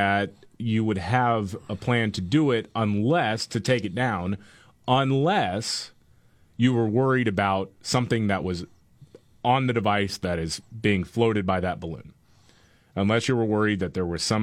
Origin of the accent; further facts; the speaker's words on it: United States; as an American